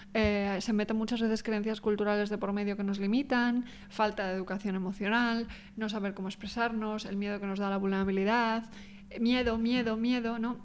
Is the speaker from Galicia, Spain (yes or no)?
yes; Pontevedra, Galicia, Spain; moved away as an adult; also born or lived in Australia; soy gallega yo